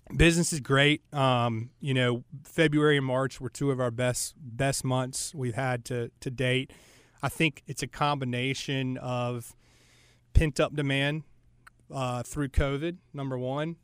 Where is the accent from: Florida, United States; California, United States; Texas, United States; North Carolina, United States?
North Carolina, United States; Charlotte; I'm from Charlotte, uh, grew up here